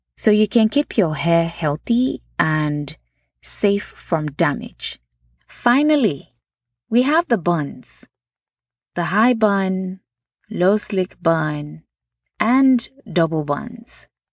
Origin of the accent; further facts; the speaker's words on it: Nigeria; now in United States; Nachi, for those that don't know, is how we refer to natural hair growing up in Nigeria.